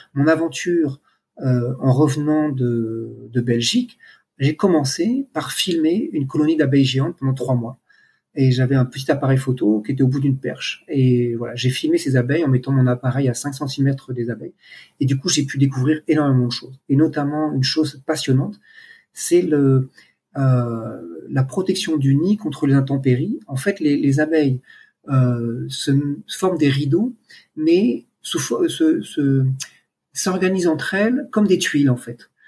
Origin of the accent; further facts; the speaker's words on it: France; moved away as an adult; now in Cambodia; je suis français, j'ai 53 ans et je vis au Cambodge depuis un peu plus de 13 ans maintenant